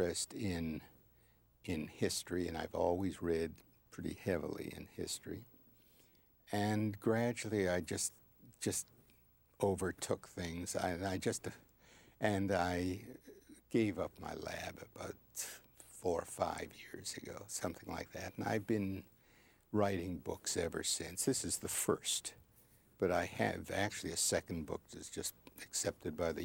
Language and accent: English; Toronto, Ontario, Canada; moved away as an adult; also born or lived in Boston; now in Philadelphia, United States; I was born, raised, and educated in Toronto